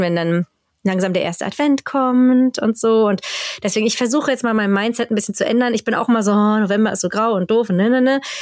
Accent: Germany; moved away as an adult; now in Sweden; bei uns in Deutschland

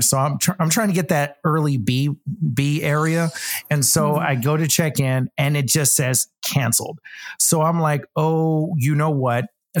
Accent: Texas, United States; now in Los Angeles, United States; I'm from Texas.

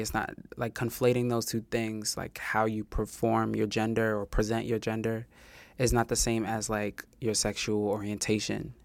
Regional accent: New York City, New York, United States; And I'm a native New Yorker. I'm from Queens. I'm from Far Rockaway

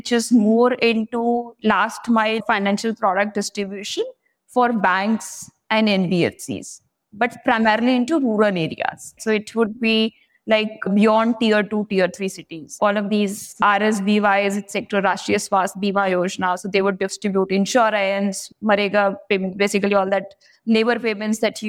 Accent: Meerut, Uttar Pradesh, India; moved away as an adult; also born or lived in Punjab; I was born in Meerut, which is a city in Uttar Pradesh, about 70 kilometers from Delhi

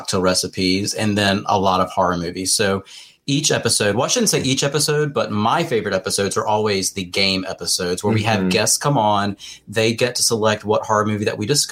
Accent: North Carolina, United States; I grew up on an island on the east coast of North Carolina

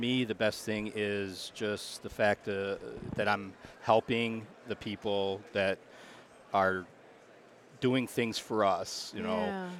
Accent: Macomb, Michigan, United States; I am from Macomb, Michigan.

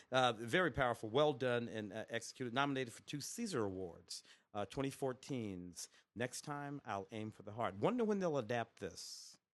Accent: St. Louis, Missouri, United States; my hometown of Saint Louis

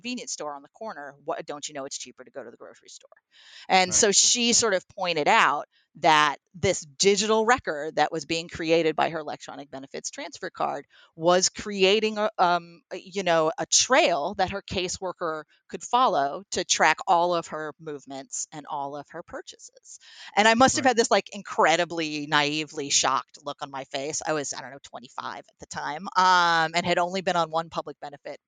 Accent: Troy, New York, United States; born or raised there

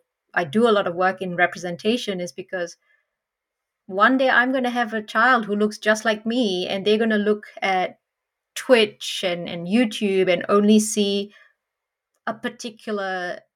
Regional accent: Malaysia; now in Australia; growing up in Malaysia

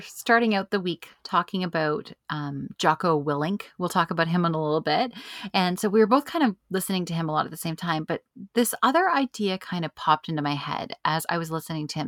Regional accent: Canada; we're a Canadian country

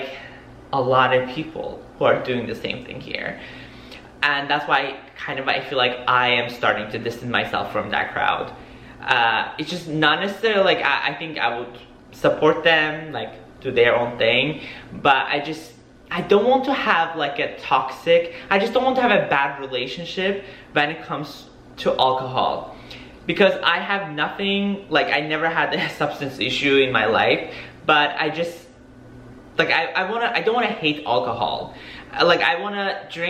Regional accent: New York, United States; now in Miami, United States; I'm from New York, so I am not a native person who lives in Miami.

